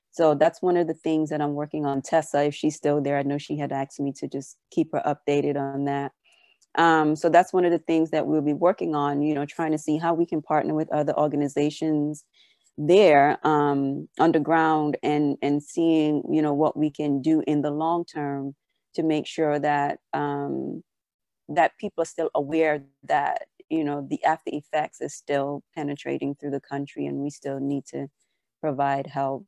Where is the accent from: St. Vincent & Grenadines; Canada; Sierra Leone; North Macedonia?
St. Vincent & Grenadines; because I lost my accent, but it's there a little bit sometimes. And so people will always ask me where I'm from. And when I say St. Vincent and the Grenadines, and they'll say, where is that?